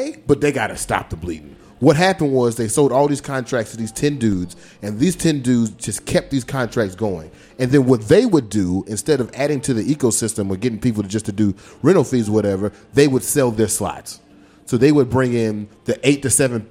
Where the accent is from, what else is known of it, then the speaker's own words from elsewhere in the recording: the South, United States; moved away; I'm coming from the South